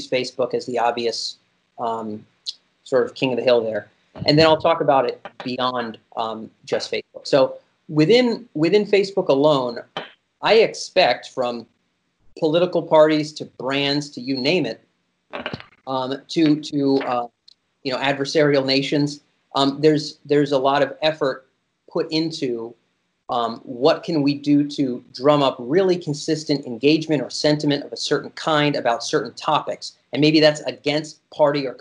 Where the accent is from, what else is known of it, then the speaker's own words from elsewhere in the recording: United States; I was born in America